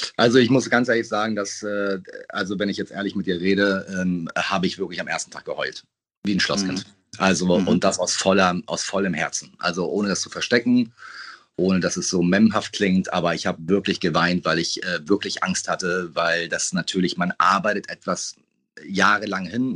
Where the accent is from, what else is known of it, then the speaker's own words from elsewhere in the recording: Hamburg, Germany; Peppy und ich sind 50 Meter voneinander entfernt groß geworden